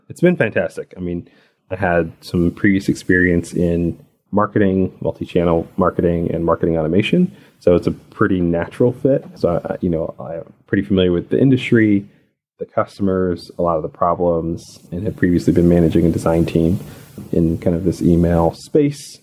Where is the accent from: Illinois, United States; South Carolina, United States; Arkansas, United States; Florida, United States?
Arkansas, United States; also born or lived in Birmingham, Alabama / out west; now in Atlanta, United States; I grew up in rural Arkansas